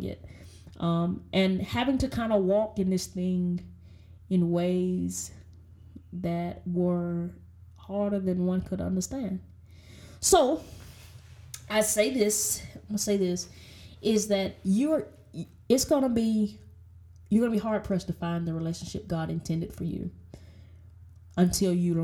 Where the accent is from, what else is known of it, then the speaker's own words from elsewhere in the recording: the South, United States; I'm from the South, and we are Baptist folks